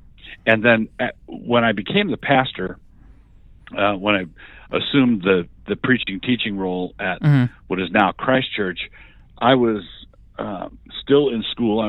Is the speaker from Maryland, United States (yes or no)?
yes; Annapolis, Maryland, United States; moved away as an adult; now in Moscow, Idaho, United States; And when I got out, my parents had moved to Idaho. I'd grown up in Annapolis, Maryland. Okay. That's my hometown. But my parents had been in Ann Arbor for a brief time and then moved out to Moscow, Idaho.